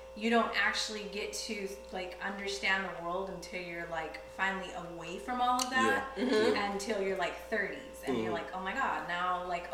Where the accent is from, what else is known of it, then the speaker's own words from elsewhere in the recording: Texas, United States; also born or lived in Amarillo, Texas; Well, South Texas originally. South Texas, and then we moved to Amarillo.